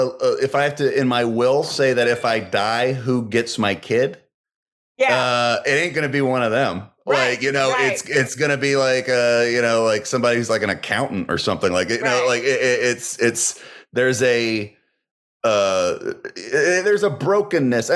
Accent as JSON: {"language": "English", "region": "Virginia", "country": "United States", "said": "I'm from Virginia, like, you know, tobacco country and stuff like"}